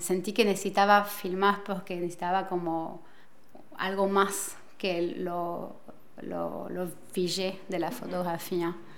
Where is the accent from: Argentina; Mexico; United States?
Argentina; moved away as an adult; now in Paris, France; me crié acá en París hasta los 10 años y luego, por una decisión de mi madre, nos fuimos a ir a Argentina y a los 25 años em, he decidido regresar a París